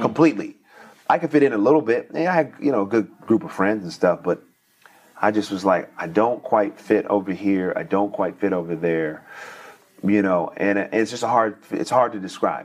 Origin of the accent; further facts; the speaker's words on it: Oakland, California, United States; I'm from Northern California.